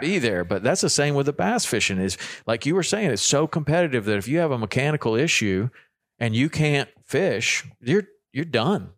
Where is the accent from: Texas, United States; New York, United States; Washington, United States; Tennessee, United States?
Tennessee, United States; Chattanooga; moved away as an adult; also born or lived in Jackson, Wyoming; Me and me and Carter are both Tennessee boys